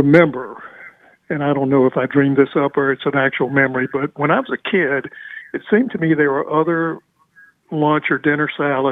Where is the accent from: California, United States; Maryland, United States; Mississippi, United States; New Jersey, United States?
Mississippi, United States; Gulfport; Growing up in Gulfport